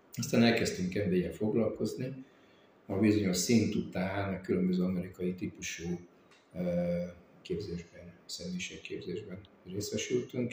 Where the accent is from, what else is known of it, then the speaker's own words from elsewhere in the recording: Dombóvár, Tolna, Hungary; hiszen Mászlapusztán születtem. Itt Dombovár mellett egy nagyon-nagyon kis településem, ott nőttem fel